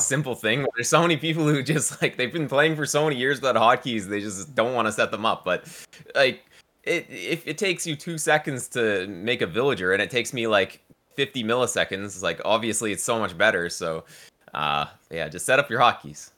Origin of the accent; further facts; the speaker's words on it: Victoria, British Columbia, Canada; also born or lived in Burnaby; I moved here when I was, like, six months old. So, yeah, I've been here pretty much my entire life